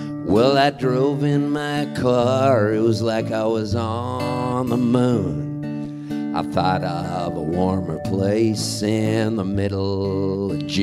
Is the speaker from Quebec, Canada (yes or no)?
no; Halifax, Nova Scotia, Canada; I was born in Halifax, Nova Scotia.